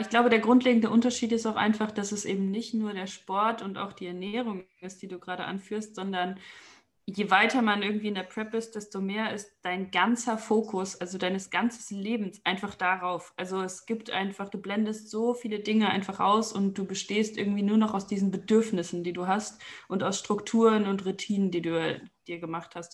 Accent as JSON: {"language": "German", "country": "Germany", "also_born_or_lived": "Aachen", "moved": "as an adult", "lives_now": "Vienna, Austria", "said": "ich komme aus Deutschland"}